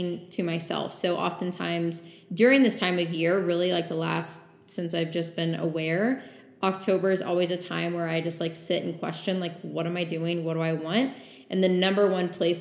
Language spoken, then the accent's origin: English; New Braunfels, Texas, United States; the New Braunfels surrounding area, that's my hometown